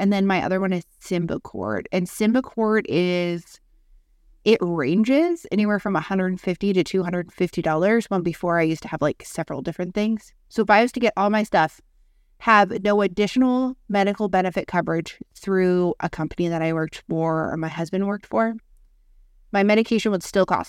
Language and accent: English; Canada; when it comes to, like, healthcare and being Canadian and stuff like